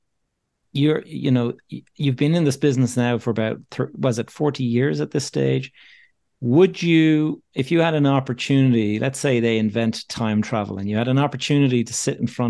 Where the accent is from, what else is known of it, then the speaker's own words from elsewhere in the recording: Ireland; me being Irish